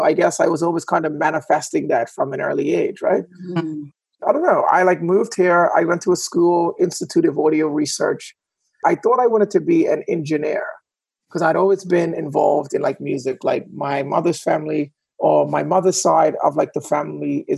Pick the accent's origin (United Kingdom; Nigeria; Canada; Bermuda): Bermuda; moved away as an adult; now in New York, United States; I'm originally from Bermuda